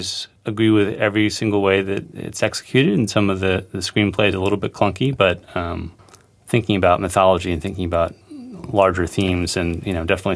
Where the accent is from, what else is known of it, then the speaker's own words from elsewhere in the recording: California, United States; growing up in California